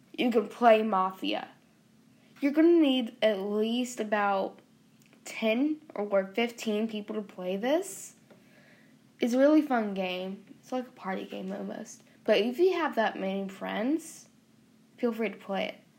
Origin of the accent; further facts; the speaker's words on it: the South, United States; accent: southern; us southern people have an accent